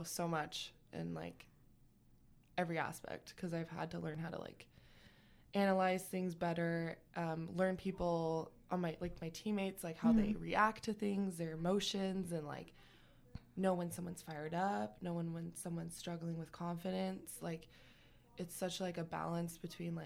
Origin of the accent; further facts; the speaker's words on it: Pasco, Washington, United States; moved away as an adult; now in Sacramento, United States; I'm actually from Pasco, Washington. It's like Eastern Washington State, the desert part